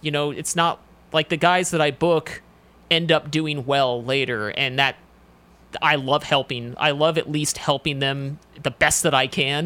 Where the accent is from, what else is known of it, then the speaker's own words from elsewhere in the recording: Washington, United States; moved away as an adult; also born or lived in Seattle / Spokane / Los Angeles; I'm from, uh, Washington State, so it was actually, I'm from the West Coast. I moved here about ten years ago for wrestling